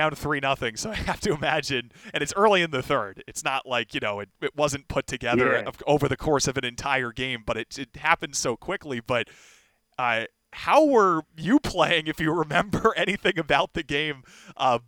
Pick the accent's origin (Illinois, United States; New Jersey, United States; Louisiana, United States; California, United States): New Jersey, United States; I was young, growing up in New Jersey at the time, just like 10, 11, 12 years old in New Jersey